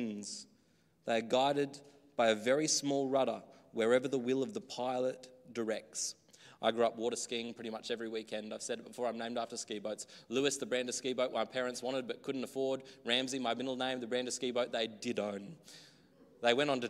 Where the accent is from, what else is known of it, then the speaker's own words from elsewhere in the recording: Australia; Growing up in the country, I guess here too, very native land, Australia.